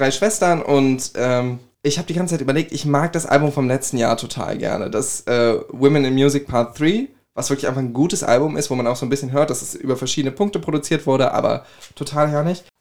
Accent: Griesheim, Hesse, Germany; Ich komme aus Griesheim

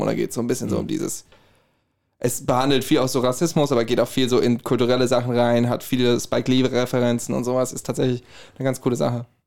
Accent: Herborn, Hesse, Germany; accent: Hessian; ich komme aus Herborn

